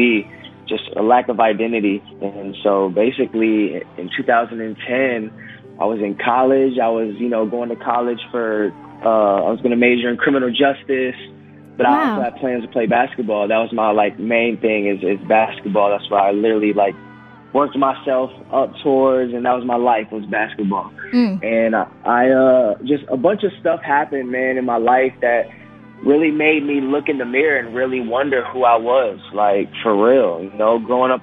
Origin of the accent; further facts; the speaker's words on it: Grand Rapids, Michigan, United States; I was raised up here in Grand Rapids, Michigan